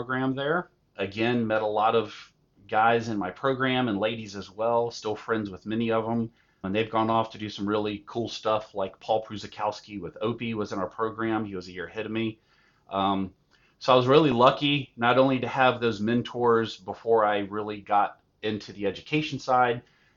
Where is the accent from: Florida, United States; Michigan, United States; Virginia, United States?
Virginia, United States; Virginia Beach; moved away as an adult; also born or lived in Middle Tennessee; I grew up in Virginia Beach